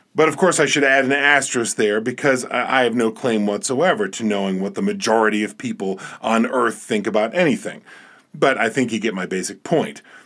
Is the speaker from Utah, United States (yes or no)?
no; New Jersey, United States; now in Montana, United States; I'm originally from New Jersey